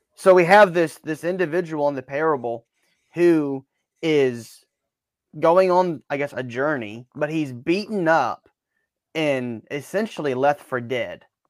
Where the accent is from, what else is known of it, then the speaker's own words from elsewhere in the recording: Baton Rouge, Louisiana, United States; moved away; also born or lived in Alabama; growing up in Baton Rouge